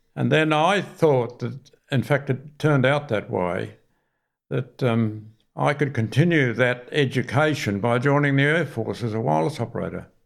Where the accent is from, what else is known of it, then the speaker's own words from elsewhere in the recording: Sydney, New South Wales, Australia; also born or lived in Parsley Bay; I was born in Bondi. We moved down to, uh, Parsley Bay